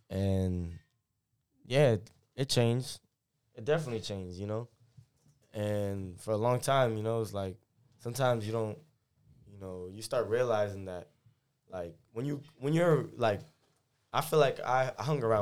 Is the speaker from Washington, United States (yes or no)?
no; Massachusetts, United States; Like it is home for me, but obviously, you know, I'm from Massachusetts.